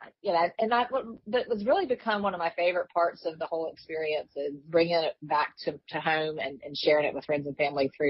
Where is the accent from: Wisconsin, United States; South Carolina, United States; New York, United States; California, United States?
South Carolina, United States; Walterboro; moved away as an adult; now in Columbia, United States; I live in Columbia now, but I grew up in Walterboro, between Walterboro and Yemisee, out in the country there.